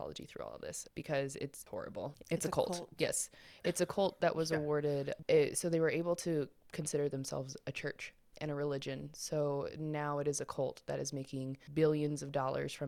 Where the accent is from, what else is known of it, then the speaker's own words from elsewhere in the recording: Colorado, United States; We're from Colorado